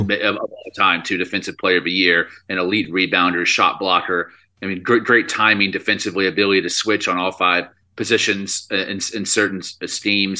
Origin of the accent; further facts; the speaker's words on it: Dallas, Texas, United States; We're both from Dallas, Texas.